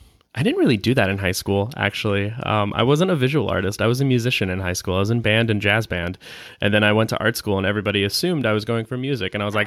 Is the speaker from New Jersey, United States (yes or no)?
no; Illinois, United States; I grew up, I was born outside of Chicago when Michael Jordan was big, so I was playing basketball.